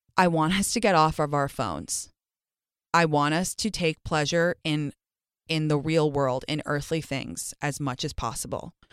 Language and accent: English; London, United Kingdom; moved away; growing up in London